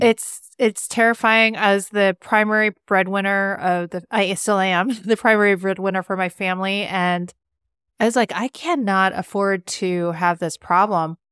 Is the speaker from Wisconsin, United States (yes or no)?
no; California, United States; moved away as an adult; also born or lived in Rhode Island / Rochester, New York / Pittsburgh / Washington, D.C.; now in Cleveland, United States; I grew up in California, and then I came to the East Coast